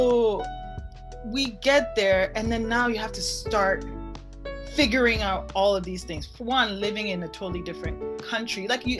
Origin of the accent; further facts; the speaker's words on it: Germany; born there; I was born in Germany. Okay, so that I was born in Germany because my mom was there.